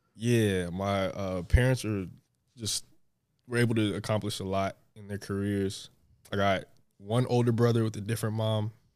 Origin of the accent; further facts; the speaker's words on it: New Jersey, United States; I grew up in New Jersey